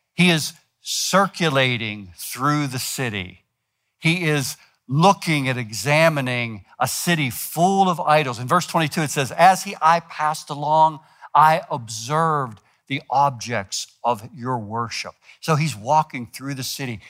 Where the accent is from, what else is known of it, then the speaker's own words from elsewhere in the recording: United States; we're American